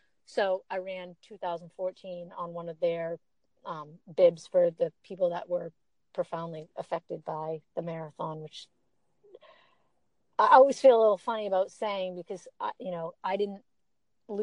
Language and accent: English; Boston, Massachusetts, United States; I'm from Boston.